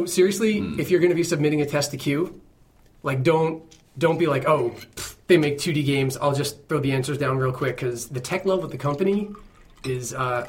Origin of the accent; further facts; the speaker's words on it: New Jersey, United States; slow it down a little bit, because I'm from Jersey. We don't do that, like Florida.